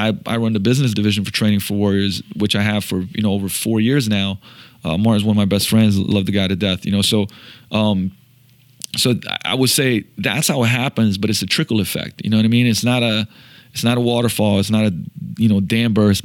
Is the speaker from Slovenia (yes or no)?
yes; Slovenia; moved away; also born or lived in Seattle; I'm from Slovenia.